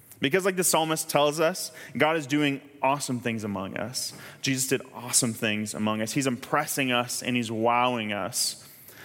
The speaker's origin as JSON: {"language": "English", "region": "Kansas", "country": "United States", "said": "I'm from Kansas"}